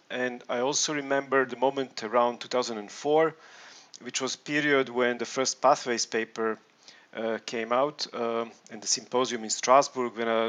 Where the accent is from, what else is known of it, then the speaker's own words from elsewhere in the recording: Belgrade, Serbia; I'm coming from Belgrade, Serbia.